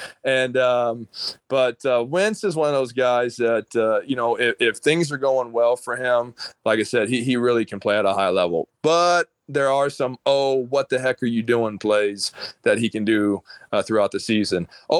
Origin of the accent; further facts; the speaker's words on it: South Mississippi, United States; So I grew up in South Mississippi.